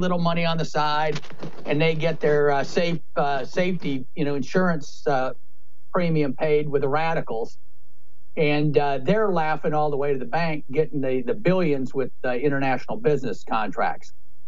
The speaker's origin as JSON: {"language": "English", "region": "Midwest", "country": "United States", "said": "I'm from the Midwest. Can't pull it off."}